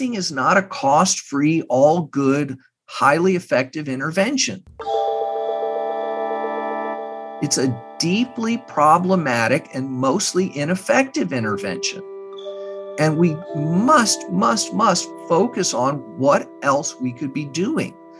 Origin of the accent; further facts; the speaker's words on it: Texas, United States; I'm from Texas. I have family not far from Uvalde